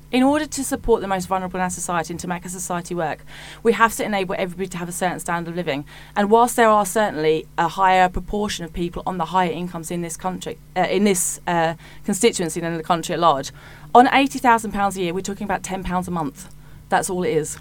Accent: Hitchin, East of England, United Kingdom; I was born in Hitchin and I am, I've lived there almost all of my life, and I'm now raising my family there.

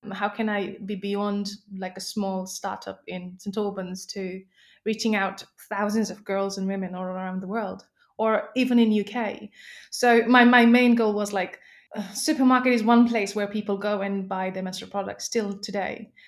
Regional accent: Nepal; moved away; I was born and brought up in Nepal

